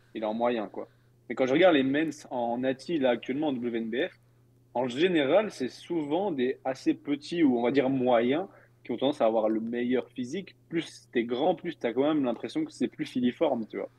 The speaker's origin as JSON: {"language": "French", "country": "Belgium", "said": "je suis belge"}